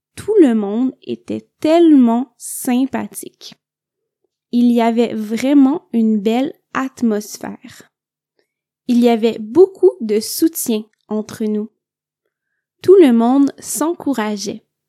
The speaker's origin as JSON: {"language": "French", "region": "Quebec", "country": "Canada", "said": "je viens du Québec"}